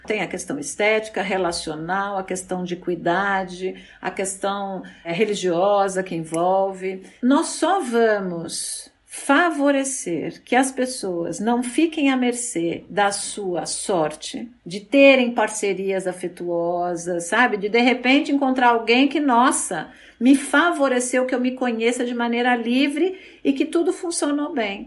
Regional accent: São Paulo, Brazil; eu nasci em São Paulo, eu sou a segunda filha de três filhos, de um casal de professores

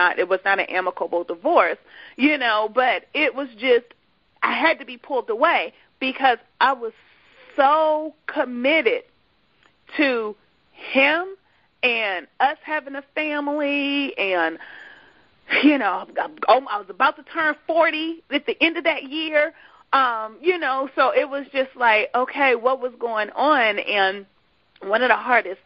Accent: Washington, District of Columbia, United States; moved away as an adult; also born or lived in Dallas-Fort Worth area; I'm from the Washington, D.C. area, and I was going to the Dallas-Fort Worth area

